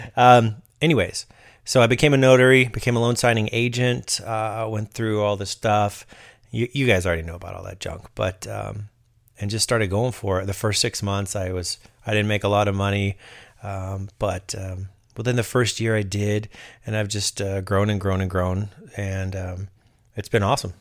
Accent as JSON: {"language": "English", "region": "Southern California", "country": "United States", "said": "I'm a dude from Southern California"}